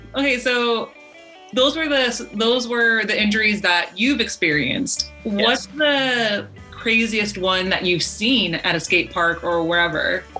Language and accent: English; United States; we are American